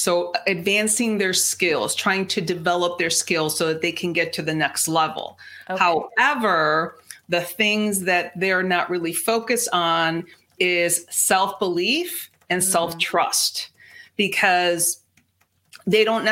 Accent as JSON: {"language": "English", "country": "Mexico", "first_language": "Spanish", "second_language": "English", "said": "Spanish is my first language. I'm 100% Mexican"}